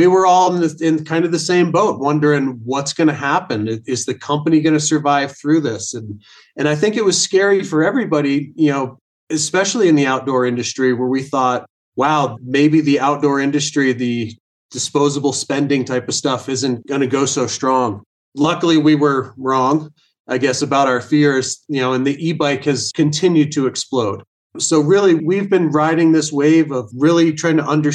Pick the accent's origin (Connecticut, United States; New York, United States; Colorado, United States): Colorado, United States; Vail; I was born and raised here in Vail, Colorado, right in the middle of the Rocky Mountains